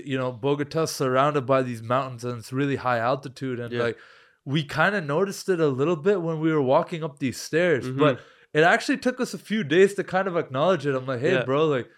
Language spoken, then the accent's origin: English; Canada; Oh, you're from Canada. I'm like, yeah, man, we're from Canada.